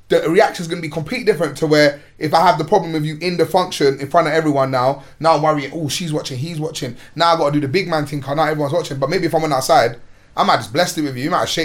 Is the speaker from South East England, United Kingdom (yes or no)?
no; London, United Kingdom; In one square in my hood, Chippenham, not too far from here. I grew up in Mozart across the bridge from where we are now.